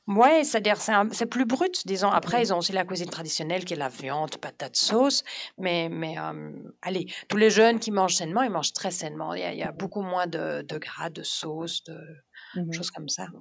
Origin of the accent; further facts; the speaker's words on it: Denmark; moved away as an adult; also born or lived in Germany; now in Belgium; j'ai grandi là-bas de mes 8 ans à mes 28 ans